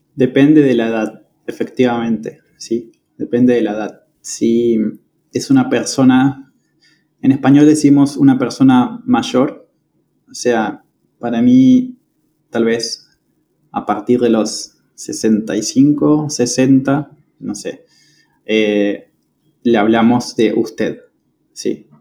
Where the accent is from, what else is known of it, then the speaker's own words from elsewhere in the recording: General Roca, Río Negro, Argentina; moved away as an adult; now in Córdoba, Argentina; yo soy de la ciudad de General Roca. Es una ciudad que está en la provincia de Río Negro, en la Patagonia Argentina